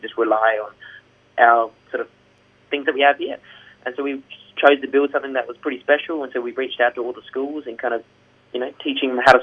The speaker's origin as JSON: {"language": "English", "town": "Gold Coast", "region": "Queensland", "country": "Australia", "said": "we're from the Gold Coast"}